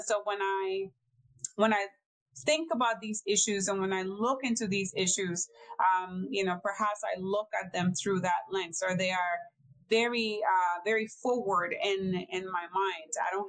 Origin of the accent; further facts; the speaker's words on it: Ponce, Puerto Rico; now in United States; I am born and raised in Ponce, Puerto Rico.